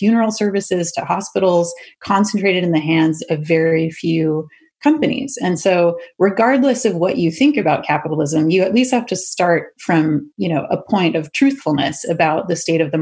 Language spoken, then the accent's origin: English; Canada; now in United States; I'm Canadian